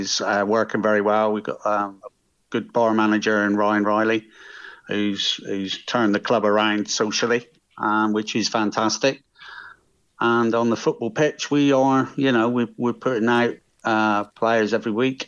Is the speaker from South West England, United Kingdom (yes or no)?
yes; Millbrook, South West England, United Kingdom; I'm originally from Millbrook